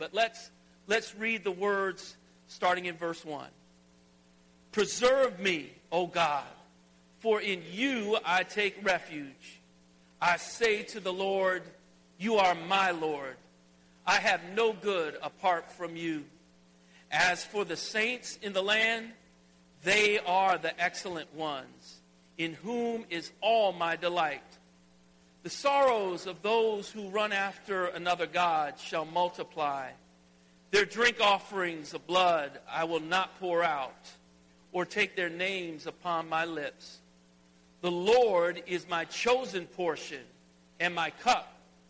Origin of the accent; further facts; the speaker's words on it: Alabama, United States; also born or lived in Mississippi; And you know that I came from Alabama, I lived in Mississippi, and At the heart, I'm still a country boy.